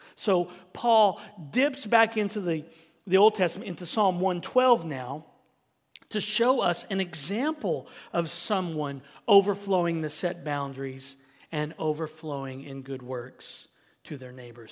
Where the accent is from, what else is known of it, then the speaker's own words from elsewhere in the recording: Southern United States, United States; accent: Southern; that's my Southern accent coming out